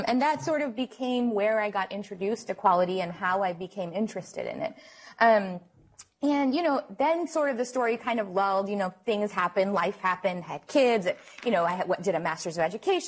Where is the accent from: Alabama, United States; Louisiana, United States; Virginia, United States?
Louisiana, United States; New Orleans; now in Houston, United States; I am from Houston, originally from New Orleans